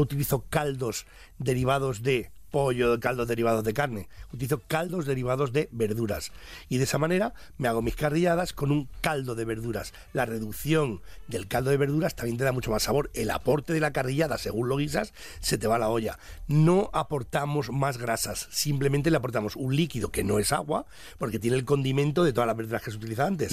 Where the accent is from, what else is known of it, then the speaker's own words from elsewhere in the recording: Spain; somos un país de, de gastronomía